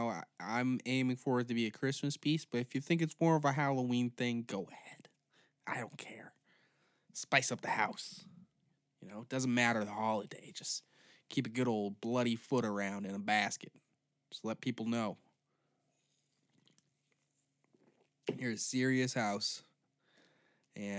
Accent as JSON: {"language": "English", "country": "Canada", "said": "I'm also Canadian"}